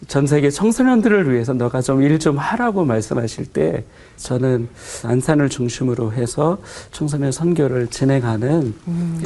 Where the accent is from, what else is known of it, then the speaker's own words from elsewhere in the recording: Suwon, Gyeonggi Province, South Korea; also born or lived in a mountain village (unnamed); 사실 저는 산골에서 태어나고 네. 이제 수원 쪽에는 이제 초등학교 들어갈 때쯤에 이사를 왔고요.